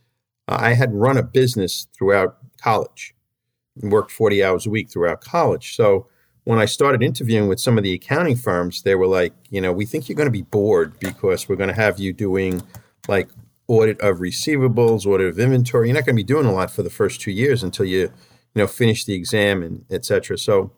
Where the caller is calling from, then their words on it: Huntington, New York, United States; I'm calling in from Huntington, which is on the western edge of Suffolk County in Long Island.